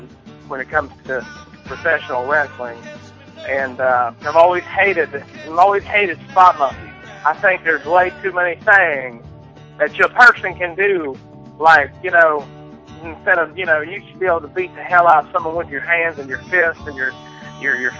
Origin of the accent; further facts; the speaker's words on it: Appalachia, United States; I am a child of Appalachia